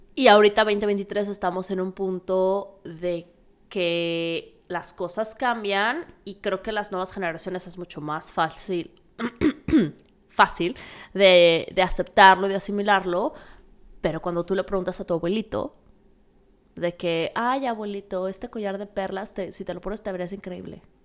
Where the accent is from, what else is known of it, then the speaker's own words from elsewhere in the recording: Mexico; moved away; como mexicana, cuando hablo de México y hablo en general de mi cultura